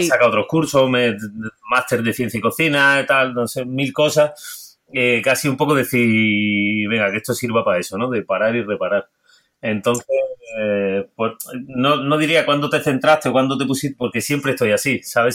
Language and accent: Spanish; Granada coast, Andalusia, Spain; also born or lived in Salou, Catalonia; nací en Cataluña, en Salou. Y mi madre, mi padre es valenciano, mi madre es de, la costa de Granada y hace muchos años que vivimos aquí en la costa de Granada. Me vine pequeño.